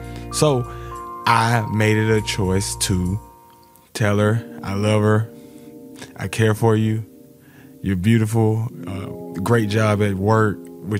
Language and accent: English; Alabama, United States; growing up in Alabama